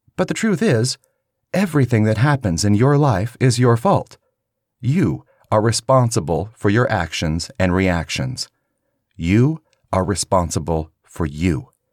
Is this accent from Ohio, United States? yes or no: no; Kansas, United States; growing up in Kansas, we had a few Christians